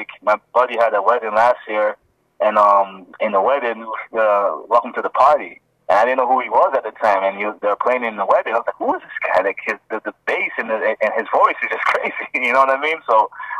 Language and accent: English; Toronto, Ontario, Canada; also born or lived in Ghana; I'm originally from Ghana, Africa, but, you know, I grew up in Toronto, Jane and Wilson